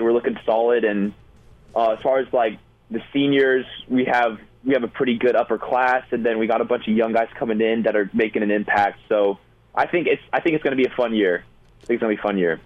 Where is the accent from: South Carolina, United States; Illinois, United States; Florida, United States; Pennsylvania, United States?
Florida, United States; also born or lived in Colorado / Austin, Texas; being from Florida, I mean I grew up in Colorado a little bit, but I pretty much lived in Florida for a while.